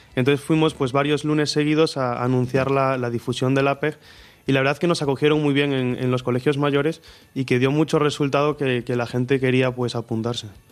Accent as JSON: {"language": "Spanish", "town": "Marín", "region": "Galicia", "country": "Spain", "said": "soy de Marín, como, como dicen, soy el pequeño de cuatro hermanos"}